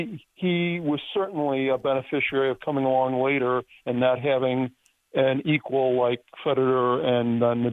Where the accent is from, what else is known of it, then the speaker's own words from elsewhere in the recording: Barrington, Illinois, United States; from Barrington, Illinois.